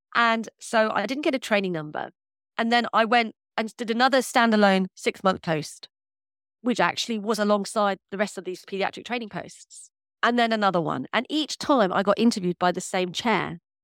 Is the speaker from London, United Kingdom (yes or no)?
yes; London, United Kingdom; also born or lived in Birmingham / Central Australia / South India; I'm from North London